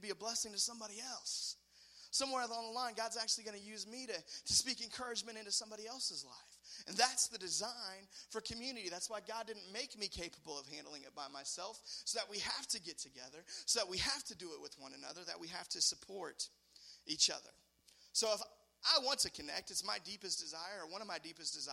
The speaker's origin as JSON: {"language": "English", "country": "United States", "said": "I'm an American"}